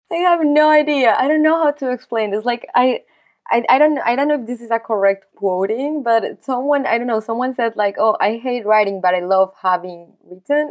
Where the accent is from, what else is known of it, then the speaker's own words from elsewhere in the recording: Colombia; moved away as an adult; also born or lived in New York; since I am not from the U S, I'm actually from Colombia